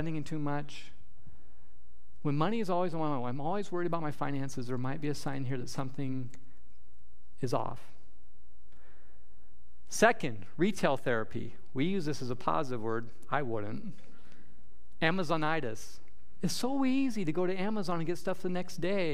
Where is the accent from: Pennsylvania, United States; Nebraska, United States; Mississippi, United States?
Nebraska, United States; moved away; we have up north growing up in Nebraska